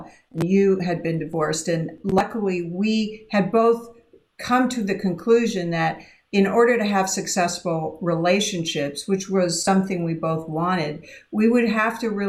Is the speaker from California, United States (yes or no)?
no; Idaho, United States; I grew up in Idaho, and we didn't have, we just had white people in my hometown